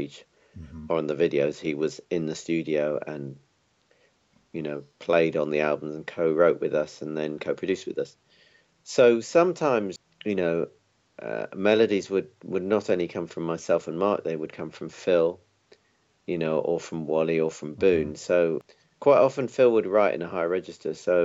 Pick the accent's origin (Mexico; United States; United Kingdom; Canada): United Kingdom; London; I was born in London and, you know, basically grew up here.